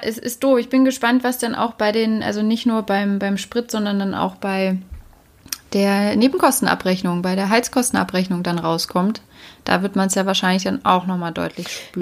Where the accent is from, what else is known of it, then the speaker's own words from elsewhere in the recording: Berlin, Germany; ich bin ja Berlinerin